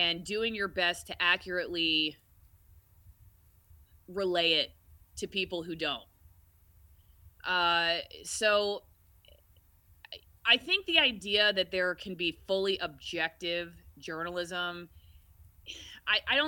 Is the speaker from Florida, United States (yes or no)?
yes; Tampa, Florida, United States; moved away as an adult; also born or lived in Macon, Georgia / Knoxville, Tennessee; I moved to Tampa, Florida. I'm actually from Florida, and that's my hometown